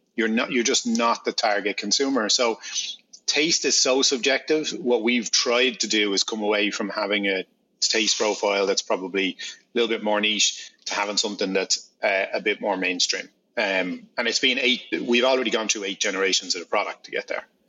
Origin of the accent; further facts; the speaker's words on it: Ireland; I'm Irish